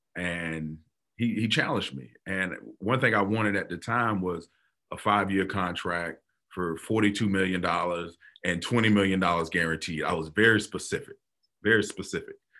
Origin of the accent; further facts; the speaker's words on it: Florida, United States; growing up in Florida, football is religion